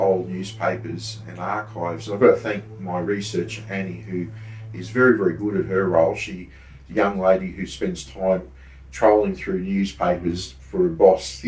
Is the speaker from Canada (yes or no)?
no; Brisbane, Queensland, Australia; I was born in Brisbane, I grew up in the 70s